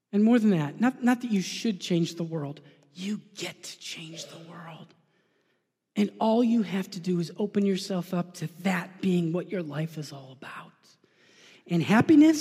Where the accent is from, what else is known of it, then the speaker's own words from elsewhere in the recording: New York, United States; I'm a New Yorker